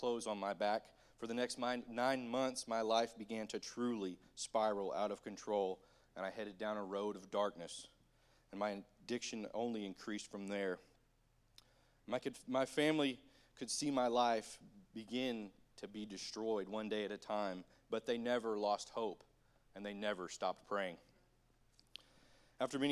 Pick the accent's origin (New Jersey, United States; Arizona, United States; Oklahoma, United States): Oklahoma, United States; Bartlesville; I grew up in Bartlesville, Oklahoma, just a couple miles down the way here